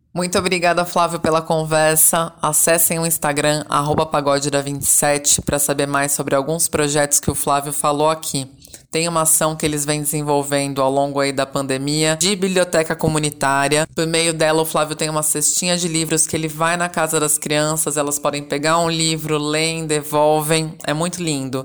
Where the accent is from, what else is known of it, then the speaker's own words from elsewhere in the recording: Caieiras, São Paulo, Brazil; now in São Paulo, Brazil; Fui criada em Caeiras, na região metropolitana de São Paulo, a noroeste da capital, e moro há alguns anos no bairro do Bexiga, na região central